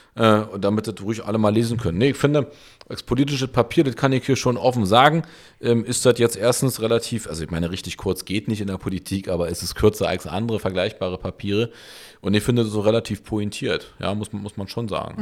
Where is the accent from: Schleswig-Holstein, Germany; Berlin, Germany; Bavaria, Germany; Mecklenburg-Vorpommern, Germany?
Berlin, Germany; ich bin Berliner, Urberliner, ich habe Berlin erfunden